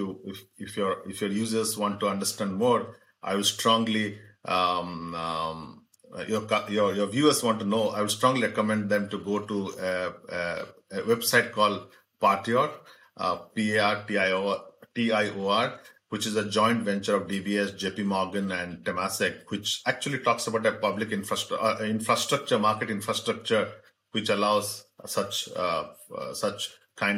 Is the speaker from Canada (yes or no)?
no; Singapore; I'm a Singaporean.